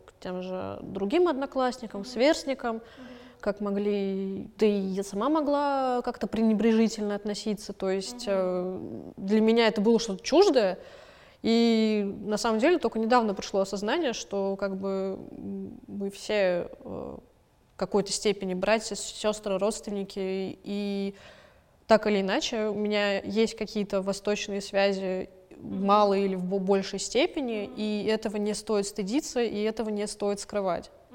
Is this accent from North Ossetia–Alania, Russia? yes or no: no; Moscow, Russia; родилась я в Москве и выросла в Москве